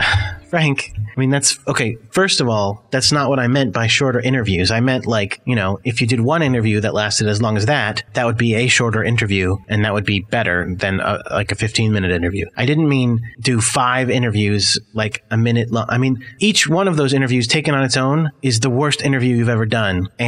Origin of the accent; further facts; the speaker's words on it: Scotland, United Kingdom; where are you from? I'm from Scotland, of course.